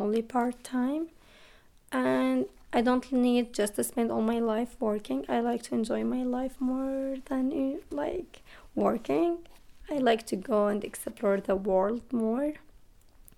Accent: Damascus, Damascus Governorate, Syria; English is a second language; moved away as an adult; also born or lived in Cairo, Egypt; now in Missoula, United States; I'm from Damascus, also like the capital.

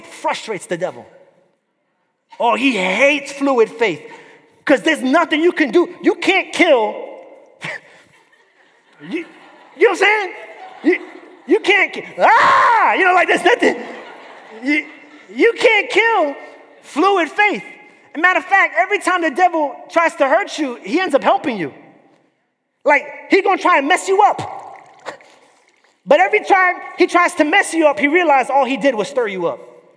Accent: New York, United States; now in Florida, United States; But I grew up in New York

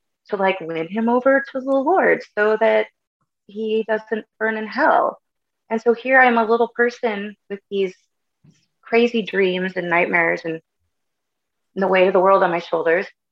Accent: California, United States; also born or lived in Bay Area, California; I'm originally from the Bay Area in California. Mom and dad split up when I was 2. And so then my mom and my oldest brother and I moved to the mountains. It's about an hour outside of Yosemite National Park.

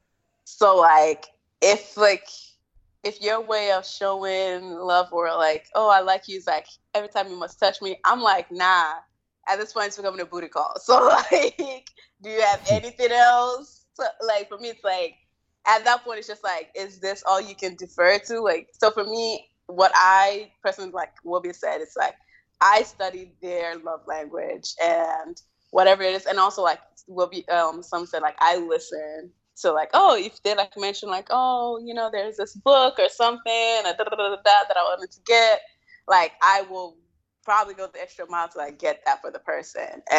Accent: New York City, New York, United States; I grew up in New York.

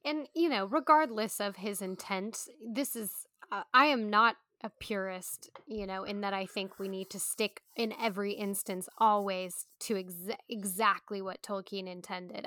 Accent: United States; We're Americans

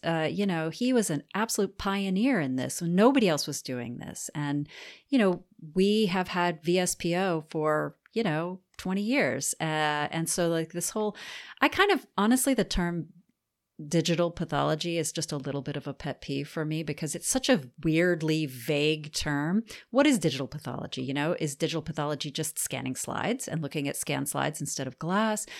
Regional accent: New Orleans, Louisiana, United States; moved away as an adult; now in Auburn, United States; I'm from New Orleans, um, which probably explains a lot.

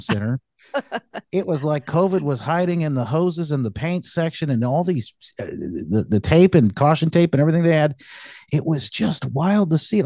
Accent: Michigan, United States; moved away as an adult; moved back, um, to my, uh, to, to my hometown where my wife and I had, uh, met each other here in Michigan

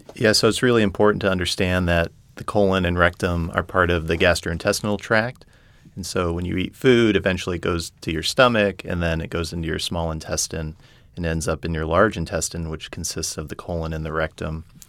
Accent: Colorado Springs, Colorado, United States; moved away as an adult; also born or lived in Indiana / Texas / San Diego, California; now in New Orleans, United States; I grew up in Colorado, Colorado Springs

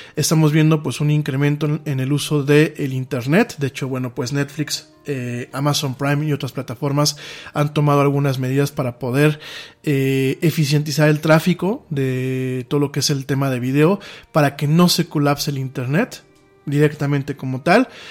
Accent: Mexico

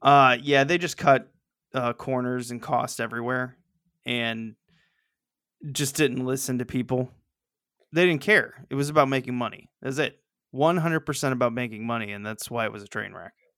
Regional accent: Missouri, United States

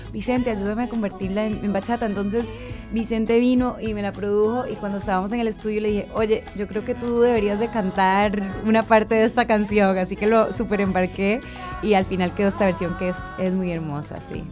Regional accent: Costa Rica

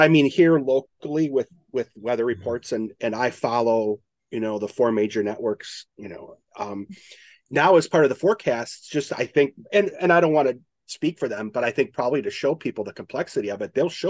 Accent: Midwest, United States; moved away as an adult; also born or lived in Tampa, Florida; And I needed to prepare growing up in the Midwest.

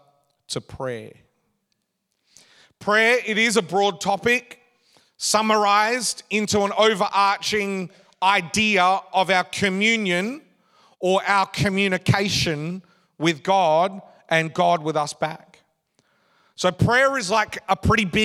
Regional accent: Australia; I get this Australian passport quite simply because I'm an Australian citizen.

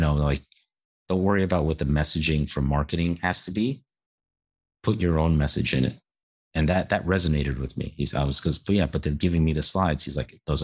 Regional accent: New York City, New York, United States; growing up in New York City

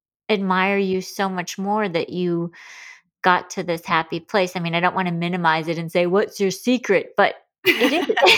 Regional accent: Michigan, United States; growing up in Michigan

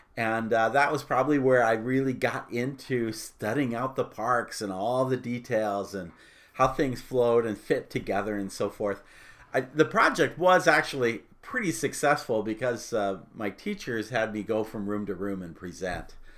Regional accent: Phoenix, Arizona, United States; I grew up in Phoenix, Arizona.

